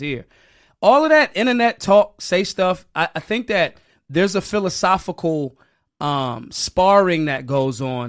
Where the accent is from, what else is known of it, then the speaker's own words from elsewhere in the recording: Philadelphia, Pennsylvania, United States; I'm from Philly. Philly people love the debauchery